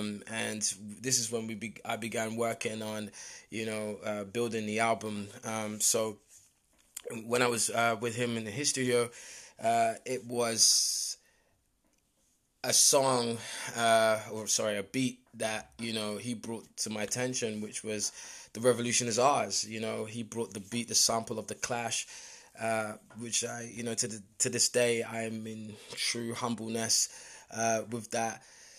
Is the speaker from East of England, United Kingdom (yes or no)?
no; London, United Kingdom; I was born in London, born and raised in London, Northwest London.